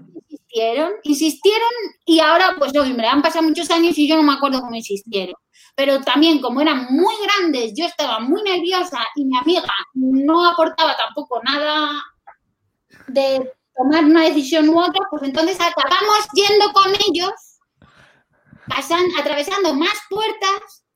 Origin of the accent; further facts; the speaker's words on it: Cáceres, Extremadura, Spain; now in Madrid, Spain; Eh, de Cáceres, pero estoy en Madrid